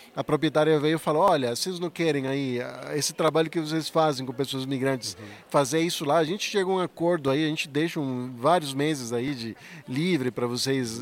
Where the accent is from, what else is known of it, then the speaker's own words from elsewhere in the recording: Venezuela; Portuguese is a second language; moved away as an adult; now in Maringá, Brazil; Eu sou venezuelano